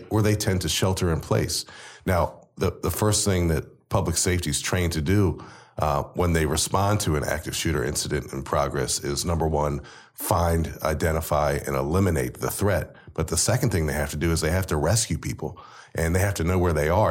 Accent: College Park, Maryland, United States; I was born and raised literally right down the road from where you guys are in College Park.

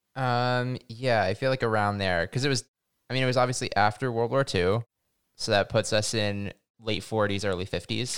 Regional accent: Massachusetts, United States; I grew up in Massachusetts

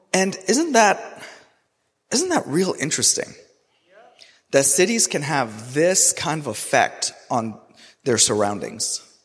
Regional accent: Karachi, Sindh, Pakistan; also born or lived in Toronto, Canada; now in Raleigh, United States; I grew up in Karachi, which is one of the most populated and the hottest cities in the entire world.

